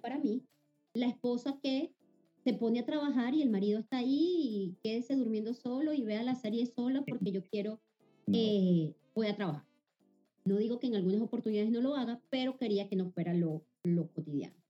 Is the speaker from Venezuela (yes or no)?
yes; Venezuela; moved away as an adult; now in Panama; Venezuela es Venezuela y, siempre obviamente es mi país, es mi tierra, eh, es mi ADN